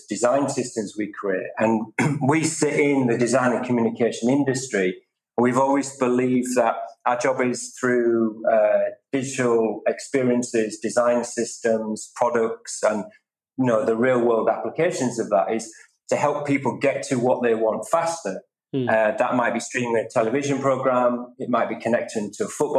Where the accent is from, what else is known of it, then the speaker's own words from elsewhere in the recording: England, United Kingdom; I'm very proud of being British and English, but I'm also European